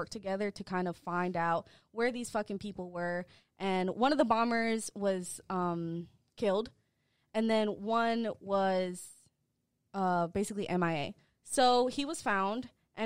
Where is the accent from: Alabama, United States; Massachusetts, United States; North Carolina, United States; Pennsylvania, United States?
Massachusetts, United States; Boston; I'm from Boston